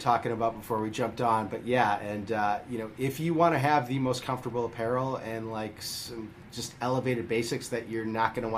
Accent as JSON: {"language": "English", "town": "Deerfield", "region": "Illinois", "country": "United States", "tie": "born or raised there", "also_born_or_lived": "Chicago", "said": "I grew up in Deerfield"}